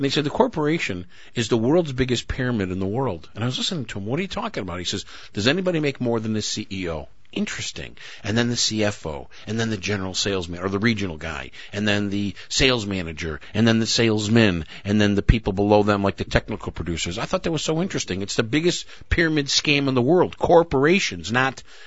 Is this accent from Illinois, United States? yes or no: yes; Skokie, Illinois, United States; I'm a little Jew from Skokie